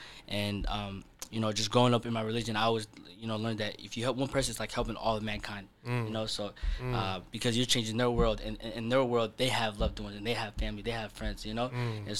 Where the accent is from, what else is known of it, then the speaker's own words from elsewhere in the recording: Nairobi, Kenya; born there; So I was born in Nairobi in a refugee camp.